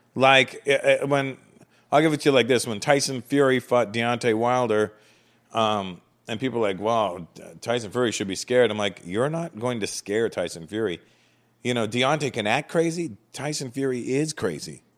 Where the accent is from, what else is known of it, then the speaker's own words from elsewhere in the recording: Canada; moved away as an adult; now in United States; growing up in Canada, although I grew up around the black community in Canada from the age of four